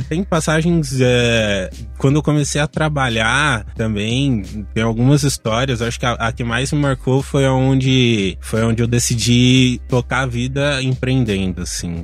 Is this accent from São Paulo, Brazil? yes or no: yes; Diadema, São Paulo, Brazil; eu nasci em São Paulo, mas morei a minha vida inteira em Diadema, região metropolitana daqui de São Paulo